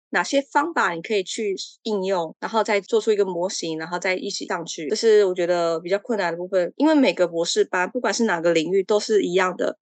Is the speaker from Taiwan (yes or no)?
yes; Taiwan; moved away as an adult; now in Czech Republic; 我从台湾来